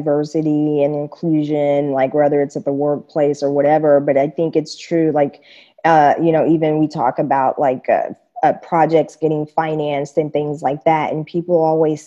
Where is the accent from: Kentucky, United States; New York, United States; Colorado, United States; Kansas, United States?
Kansas, United States; moved away as an adult; also born or lived in Japan; I grew up in Kansas, you know, and that's the middle, the heart of America, the Bible Belt